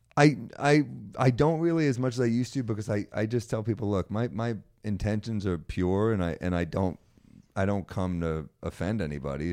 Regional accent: New York City, New York, United States; I grew up in Manhattan.

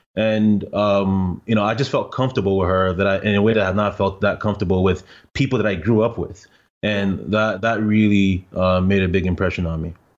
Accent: Ghana; now in Canada; I'm Ghanaian

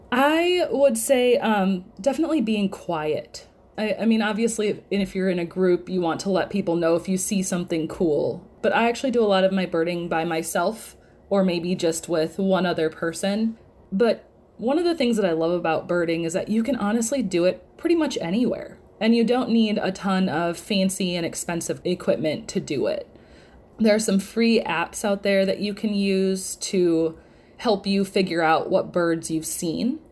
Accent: Wisconsin, United States; moved away as an adult; now in Louisiana, United States; I consider myself hailing from Wisconsin.

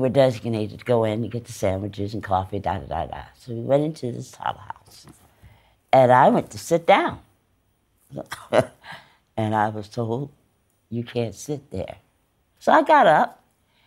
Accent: East Orange, New Jersey, United States; I'm from East Orange

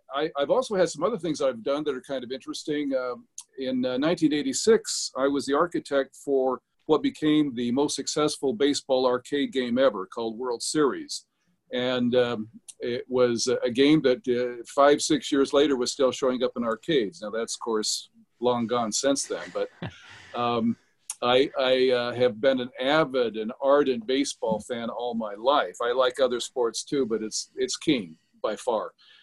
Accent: Salt Lake City, Utah, United States; I grew up in Salt Lake City

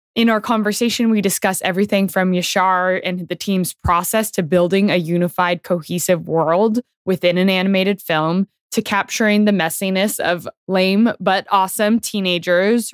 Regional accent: Bay Area, California, United States; I grew up in the Bay Area.

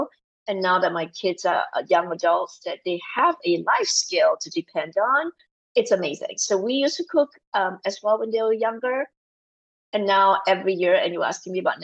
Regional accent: Malaysia; moved away as an adult; also born or lived in New Zealand / Singapore / New York / Australia; now in United States; I grew up in Malaysia

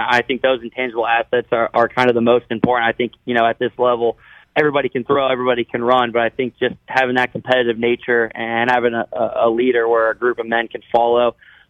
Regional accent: Iowa, United States

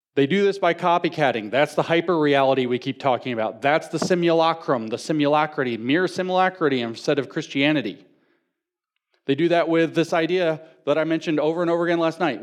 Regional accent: the South, United States; I'm from the South

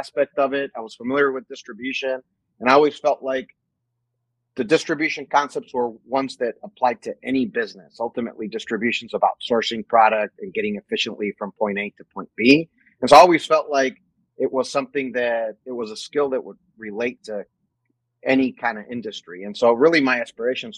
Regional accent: Mexico; moved away as an adult; also born or lived in New Mexico; now in United States; I actually was born and raised in Mexico. I lived in Mexico till I was 18 years old.

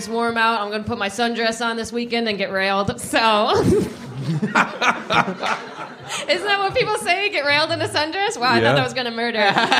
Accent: Maine, United States; I'm from Maine.

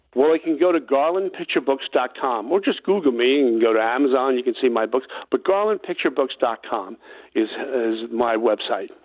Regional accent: New York City, New York, United States; I grew up on Staten Island

